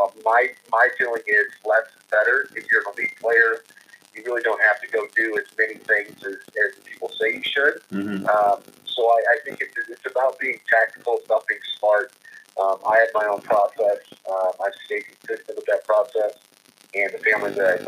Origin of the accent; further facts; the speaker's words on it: Kansas City, Missouri, United States; also born or lived in Southern California / Los Angeles; I grew up in Kansas City